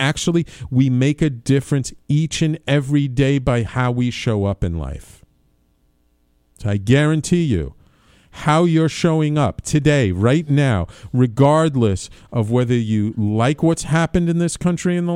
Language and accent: English; New York City, New York, United States; my fellow Bronx Science alum